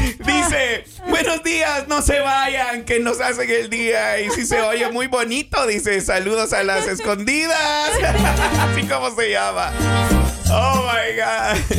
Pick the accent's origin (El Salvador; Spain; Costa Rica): El Salvador; moved away; also born or lived in Mexico; para nosotros en El Salvador, esa palabra significa una perrita.